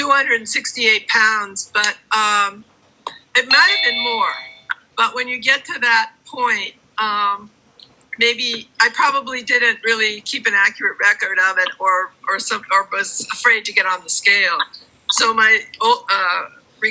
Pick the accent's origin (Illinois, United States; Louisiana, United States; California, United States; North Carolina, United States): California, United States; San Francisco; also born or lived in Oakland; now in Pacifica, United States; I've been born and raised in San Francisco. I've lived most of my life, pretty much all of my life in the Bay Area.